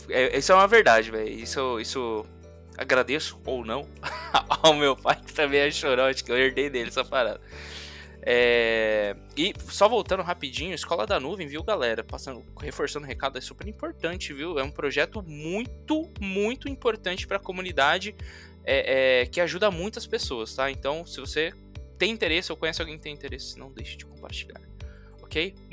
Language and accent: Portuguese; Diadema, São Paulo, Brazil; born there; eu nasci em Diadema, né? Nunca morei em Diadema, mas eu nasci lá em Diadema.